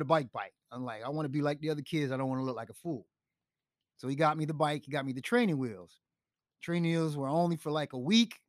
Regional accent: New York City, New York, United States; also born or lived in Chicago / Clermont, Florida; now in Tampa, United States; since I was from New York, the Bronx

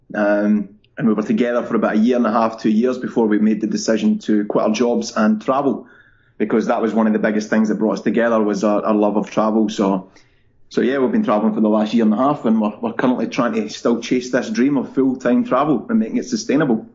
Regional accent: Scotland, United Kingdom; moved away as an adult; also born or lived in London; growing up in Scotland, people are very happy where they are

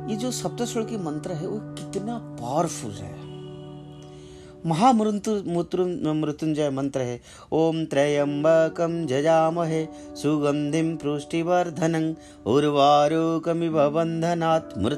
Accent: India; born there; तो हम इस देश में पैदा हुए हैं भारत में तो हम क्यों अपने आप को वंचित करें

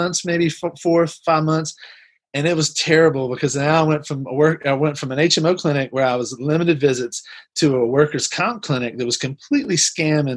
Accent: New Orleans, Louisiana, United States; moved away as an adult; also born or lived in Pasadena; I grew up in New Orleans and the New Orleans area, graduated from LSU in New Orleans

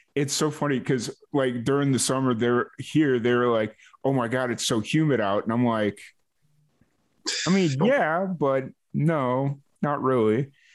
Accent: Chicago, Illinois, United States; now in Waco, Texas, United States; I grew up in Chicago like I dealt with the the lake effect snow

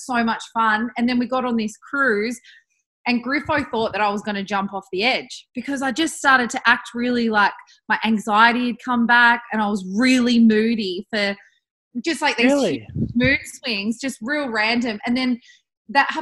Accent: Bathurst, New South Wales, Australia; now in Perth, Australia; I was back in Bathurst in my hometown.

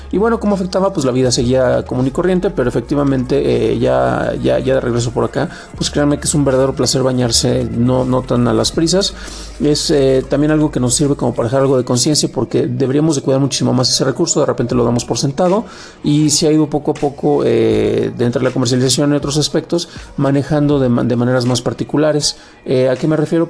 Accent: San Juan de los Lagos, Jalisco, Mexico; now in Mexico City, Mexico; yo soy originario de San Juan de los Lagos

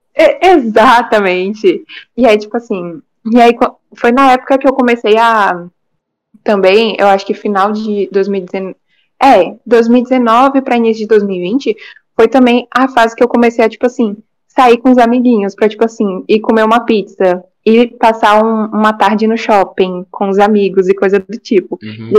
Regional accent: Salvador, Bahia, Brazil; eu sou de Salvador, na Bahia, tenho 15 anos

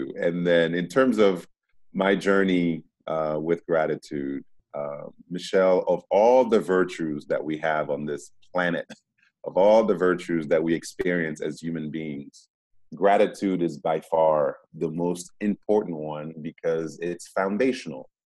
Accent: Boston, Massachusetts, United States; born there; moved away; also born or lived in Democratic Republic of the Congo; Like, I was born in Boston before going to the Congo. Now, I was born in the United States. I didn't ask to be born in the United States.

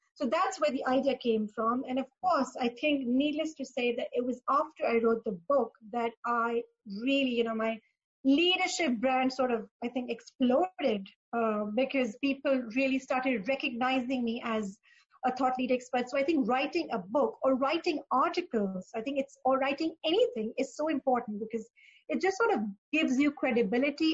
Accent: Pakistan; moved away as an adult; also born or lived in Dubai; I am originally from Pakistan, um, and that's where I started my career

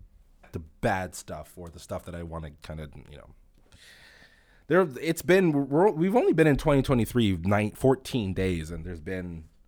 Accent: London, United Kingdom; I'm from London.

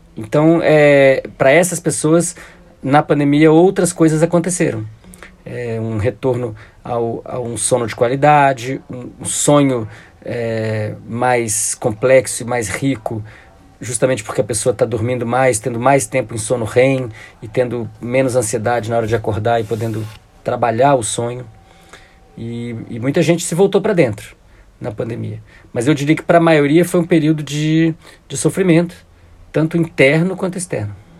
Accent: Brazil; Quando eu saí do Brasil, em 93, final de 94, início de 95

